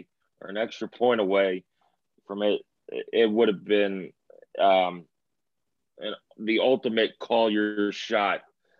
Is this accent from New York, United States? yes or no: yes; New York, United States; now in Indiana, United States; I'm originally from New York.